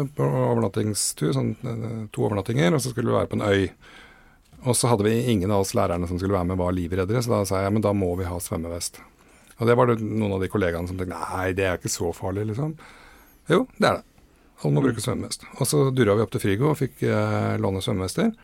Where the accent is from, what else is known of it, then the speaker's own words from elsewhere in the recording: Åsgårdstrand, Vestfold, Norway; Nå kom vi fra Åsgårdstranda, så vi trengte jo bare løpe ned til stranda